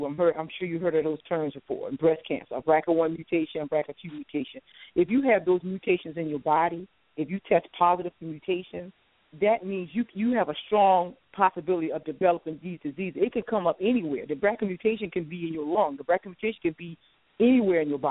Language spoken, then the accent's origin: English; South Carolina, United States; now in Washington, D.C., United States; I'm from the South. I'm originally from South Carolina. I live in the Washington, D.C. area now